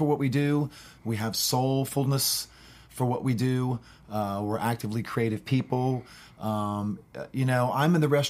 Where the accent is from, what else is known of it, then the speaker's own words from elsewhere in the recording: North Carolina, United States; We would have the sipping whiskey growing up in North Carolina.